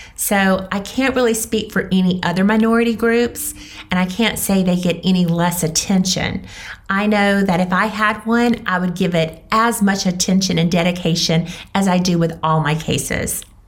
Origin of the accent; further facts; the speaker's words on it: Mississippi, United States; moved away; as a former Mississippian